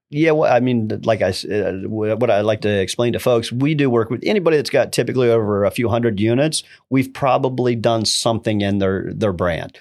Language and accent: English; Ohio, United States; Originating from Ohio, uh, rural area, it's about thirty miles outside of Columbus